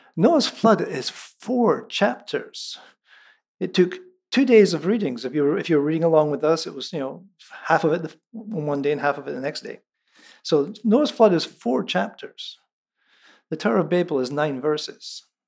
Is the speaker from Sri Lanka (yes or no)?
no; central Scotland, United Kingdom; first language Scots; moved away; It's in Lallans, which is the dialect of English from central Scotland